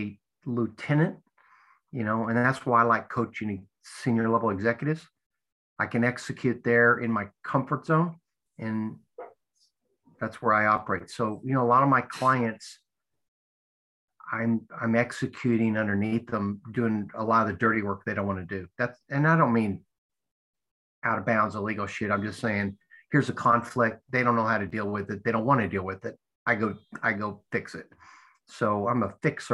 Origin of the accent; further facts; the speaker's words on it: United States; as an American